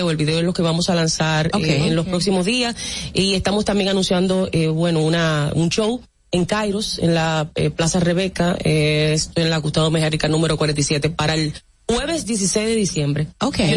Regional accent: Dominican Republic; also born or lived in Santo Domingo / San Cristóbal / La Romana / Jarabacoa; Yo nací aquí en Santo Domingo, me crié entre San Cristóbal, luego la Romana, viví en Jarabacoa.

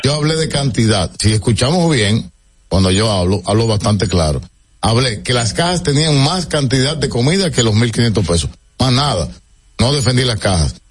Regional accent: Dominican Republic; desde que yo he crecido en mi país

